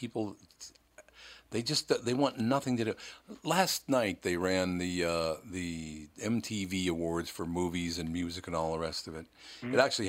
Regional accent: Minneapolis, Minnesota, United States; when I was a young child, I grew up in North Minneapolis, a very poor kid.

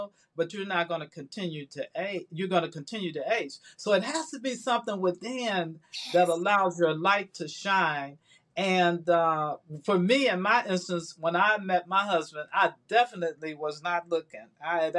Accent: Chicago, Illinois, United States; moved away as an adult; now in Atlanta, United States; I was in Chicago, my hometown

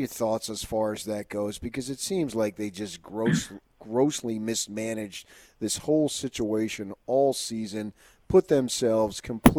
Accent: New Jersey, United States; moved away; also born or lived in Arizona / Los Angeles; So even though I was born and raised in New Jersey, I also grew up second part of my life in Arizona, went to ASU, worked in Los Angeles

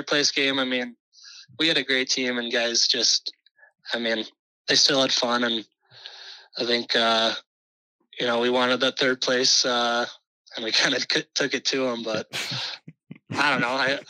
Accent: Edina, Minnesota, United States; I love growing up in Edina

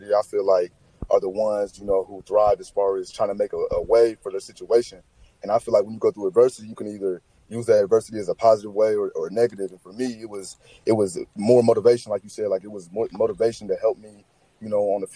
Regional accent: Springfield, Ohio, United States; I'm from Ohio. I'm from the Springfield, Urbana area. Attended Springfield High School

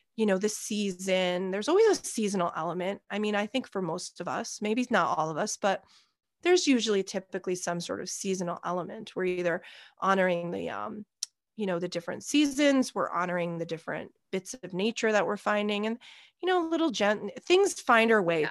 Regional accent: New York, United States; also born or lived in Australia; at a local summer camp where I was from. I'm from America. I'm from New York

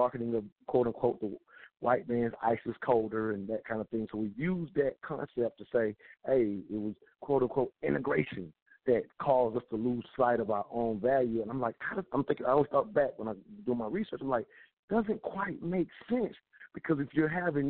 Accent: upstate South Carolina, United States; I'm from South Carolina, upstate South Carolina

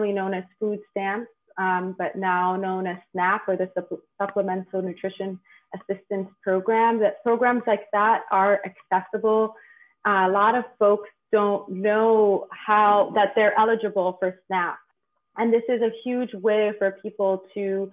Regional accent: New York City, New York, United States; also born or lived in Bronx, New York; I was born and raised on the Lower East Side, but now reside in the Bronx

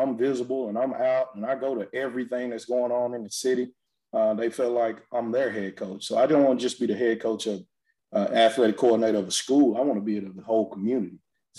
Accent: Pittsburgh, Texas, United States; Man, it's a neat little town, 4,000, about 70 people there.

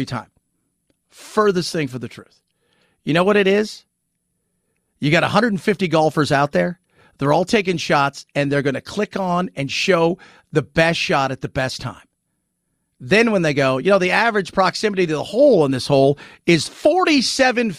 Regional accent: Long Beach, California, United States; moved away as an adult; now in San Antonio, United States; in Long Beach, where I grew up

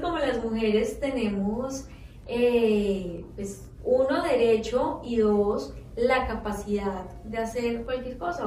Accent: Colombia; hablando como colombiana

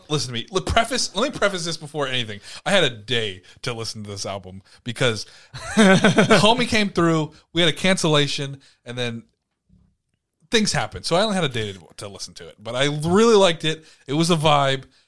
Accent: Ormond Beach, Florida, United States; I was born in Ormond.

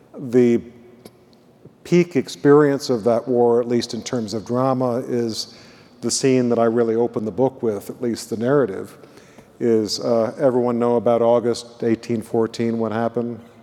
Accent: Illinois, United States; moved away; I come from Illinois

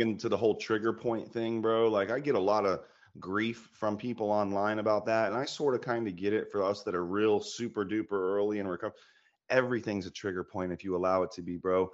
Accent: Florida, United States; moved away as an adult; now in Georgia, United States; I'm from Florida, living in Georgia now.

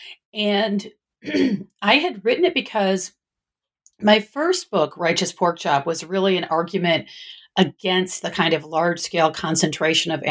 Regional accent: Michigan, United States; now in Northern California, United States; I was originally from the Midwest, from Michigan

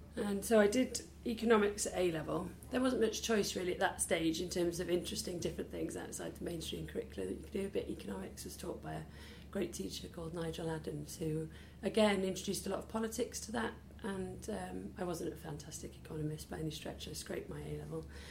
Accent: Peterston-super-Ely, Wales, United Kingdom; also born or lived in Pontyclun / Miskin / Bristol; now in Cardiff, United Kingdom; grew up then about eight miles out of Cardiff in a little village called Peterston

